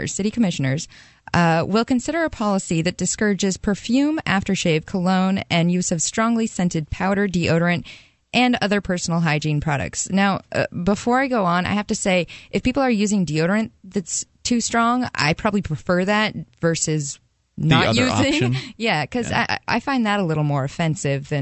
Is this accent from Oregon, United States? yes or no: yes; Portland, Oregon, United States; moved away; my hometown of Portland, Oregon